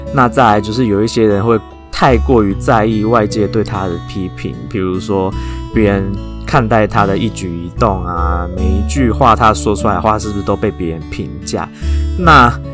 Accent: Taiwan; 我们台湾人跟亚，跟其他，呃，东亚国家的人长得， 虽然有， 有一点像

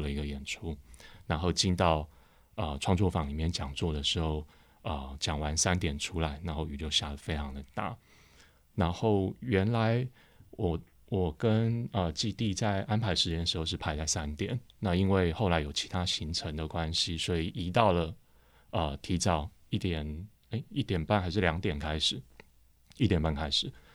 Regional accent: Taipei, Taiwan; 我出生在附近，我是嗯。出生在那个济南路上， 就是新生站的后面的一条巷子里

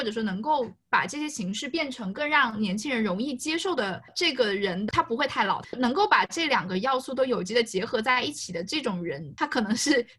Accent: Fuzhou, Fujian, China; accent: Fuzhou dialect; 但其实我们说福州话，很多人就会觉得你很凶。

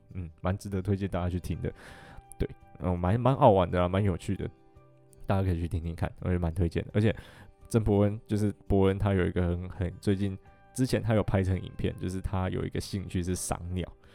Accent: Taiwan; “你们从台湾来的吗？”我就说：“对。”

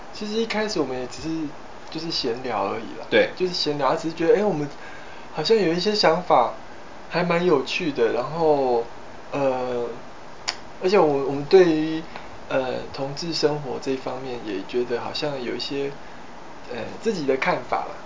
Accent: Pingtung County, Taiwan; 因为我是，我是无谓，无谓肮脏的屏东女儿

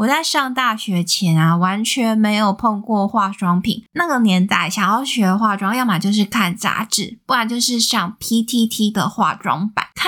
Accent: central Taiwan, Taiwan; moved away as an adult; also born or lived in Taipei; 我本身是中部人，

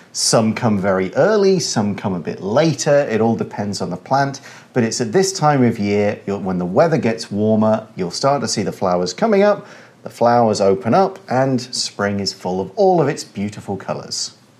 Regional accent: United Kingdom; now in Taiwan; I come from the United Kingdom.

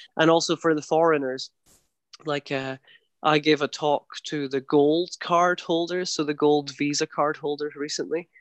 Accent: Scotland, United Kingdom; accent: very soft Scottish; now in Taiwan; my accent is quite soft, it's a very soft Scottish accent

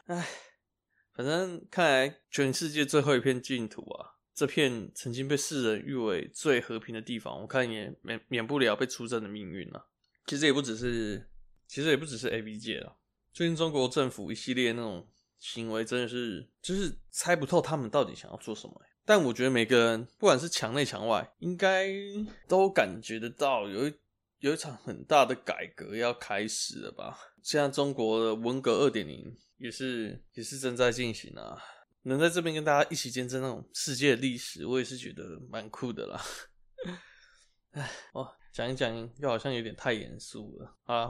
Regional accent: Taiwan; 我们台湾人

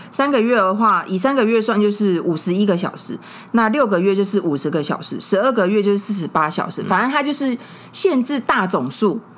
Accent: Tainan, Taiwan; 我们台南的游民企业

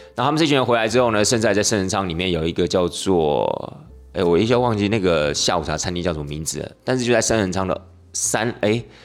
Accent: Taiwan; 难道我们台湾人不能有基本的同理心吗

